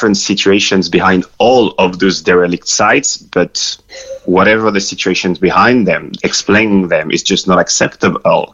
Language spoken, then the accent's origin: English; Lille, Hauts-de-France, France; moved away as an adult; also born or lived in Cork; my hometown, which is Lille in north of France.